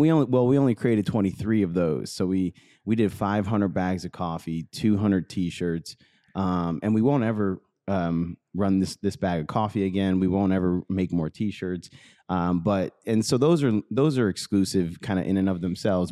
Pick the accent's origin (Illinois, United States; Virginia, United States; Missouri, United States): Missouri, United States; St. Louis; born or raised there